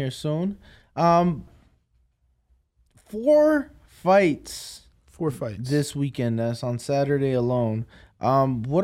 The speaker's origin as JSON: {"language": "English", "town": "Chicago", "region": "Illinois", "country": "United States", "said": "I'm from Chicago."}